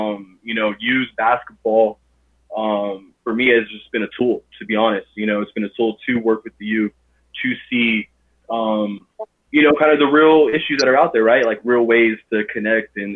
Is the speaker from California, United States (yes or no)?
yes; Los Angeles, California, United States; I was born and raised in Los Angeles, California